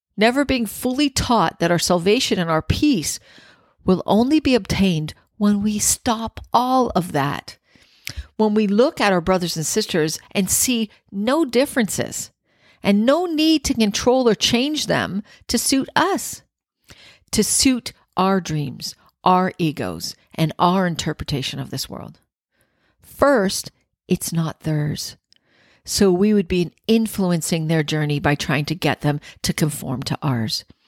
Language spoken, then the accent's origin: English; Scarborough, Ontario, Canada; also born or lived in Penetanguishene, Ontario; I grew up in Scarborough